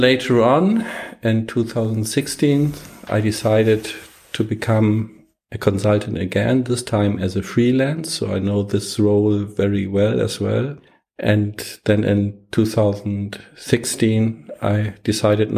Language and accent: English; Hamburg, Germany; University of Hamburg, Germany. This is my hometown. Here I was born. I lived all my life.